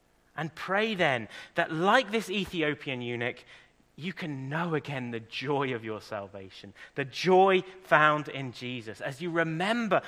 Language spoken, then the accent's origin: English; England, United Kingdom; now in Ireland; I'm English